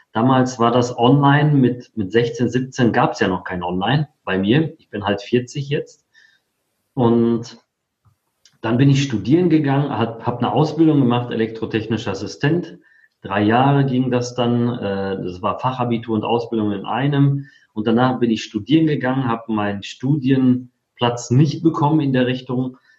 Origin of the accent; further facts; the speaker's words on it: North Rhine-Westphalia, Germany; also born or lived in Poland; Also, ich komme gebürtig aus Polen, bin mit viereinhalb Jahren nach Deutschland gekommen und zwar ins schöne Sauerland. Da bin ich auch aufgewachsen